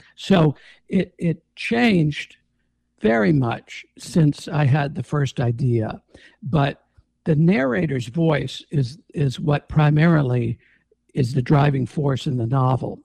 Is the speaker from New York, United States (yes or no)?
yes; Jamestown, New York, United States; moved away as an adult; also born or lived in Los Angeles; I grew up in Jamestown.